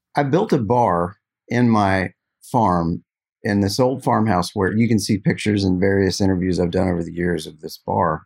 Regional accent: Glendale, West Virginia, United States; I grew up playing in my hometown

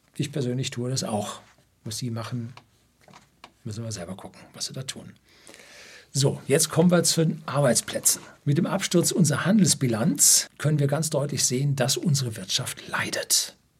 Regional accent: Bavaria, Germany; bei uns in Bayern

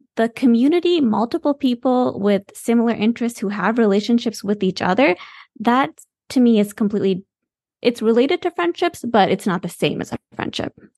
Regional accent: Michigan, United States; moved away; also born or lived in the South (US) / San Francisco; We're from Michigan

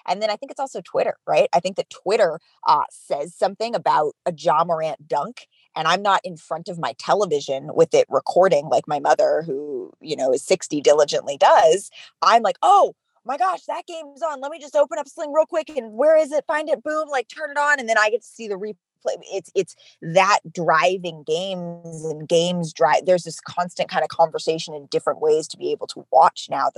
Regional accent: Oakland, California, United States; moved away as an adult; also born or lived in Oregon / New York City / Chicago / Milwaukee; now in Los Angeles, United States; growing up in the Bay Area

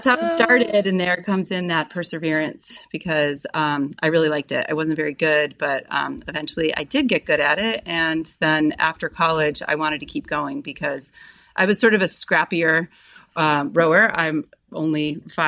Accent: Orchard Park, New York, United States; also born or lived in Buffalo, New York; I was born in Buffalo, New York. I grew up in Orchard Park, home of the Bills.

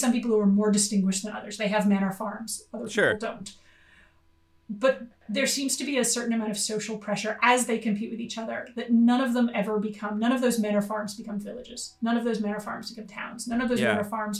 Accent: United States; now in Australia; as an American

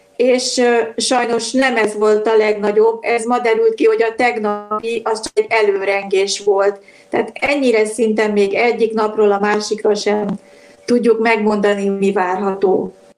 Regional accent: Budapest, Hungary; de budapesti vagyok

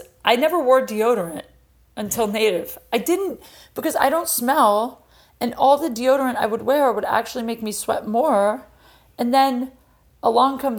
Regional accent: Ohio, United States; we're both from Ohio

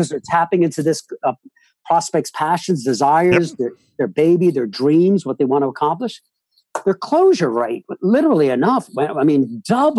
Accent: Northern New Jersey, United States; raised in Northern Jersey across from New York City

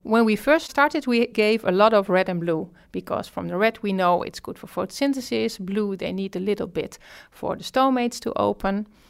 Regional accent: Netherlands

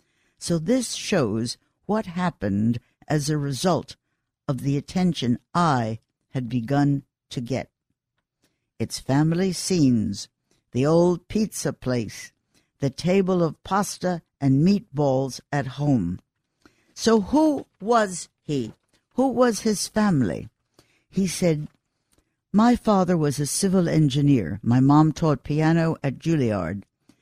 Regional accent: Queens, New York, United States; born there; Listen, I know Queens. I was born in Queens.

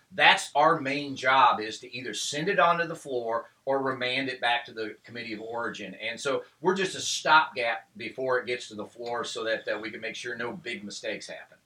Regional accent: Lake of the Ozarks, Missouri, United States; also born or lived in Tuscumbia, Missouri; I grew up in Lake of the Ozarks.

